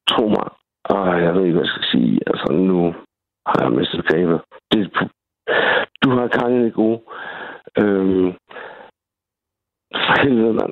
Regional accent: Svendborg, Southern Denmark, Denmark; also born or lived in Greenland; Jeg er fra Svendborg. Øhm, født og vokset, ikke? Originalt. Men, men jeg har også boet i Grønland i fem år.

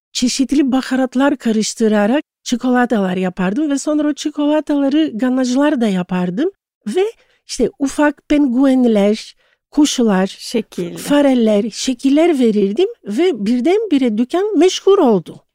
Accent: Istanbul, Turkey; moved away as an adult; also born or lived in Thessaloniki, Greece; İstanbul doğumluyum. Hı-hı. Boğaziçi, Kandilli'de çok güzel bir evde, sevgi dolu bir ailede e, doğdum.

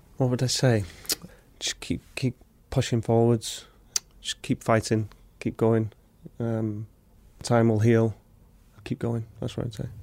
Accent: Wrexham, Wales, United Kingdom; I'm from Wrexham, so I'm from the local town where it's built

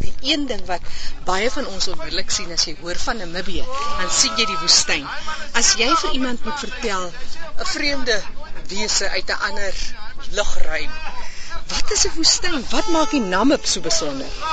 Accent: Namaqualand, Northern Cape, South Africa; ek is self hier van Namakoland, so ek weet wat dit is om droë wêreld te sien

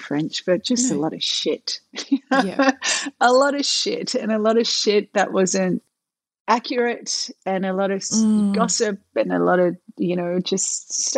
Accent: Melbourne, Victoria, Australia; moved away as an adult; I came from Melbourne where my world was so safe

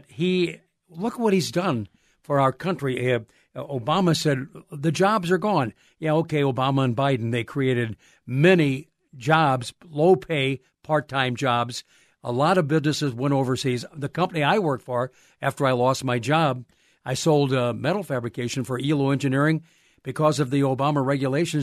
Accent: Missouri, United States; moved away; I'm from Missouri

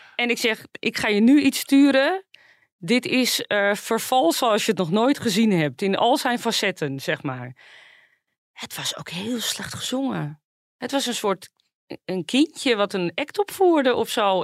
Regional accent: Zaandam, North Holland, Netherlands; ik kom natuurlijk zelf uit Zaandam

